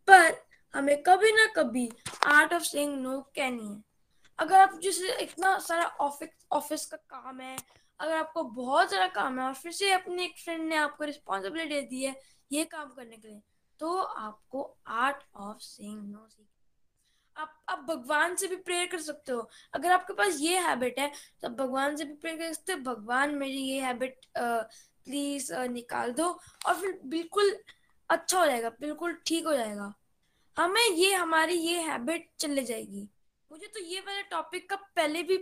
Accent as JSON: {"language": "Hindi", "town": "Gurgaon", "region": "Haryana", "country": "India", "said": "और मैं गुड़गांव से बिलोंग करता हूँ"}